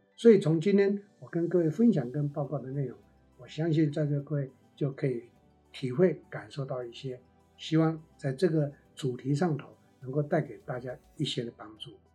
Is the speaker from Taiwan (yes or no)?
yes; Taiwan; 我们台湾话的，我在做内销的，用台湾话的一个名词来讲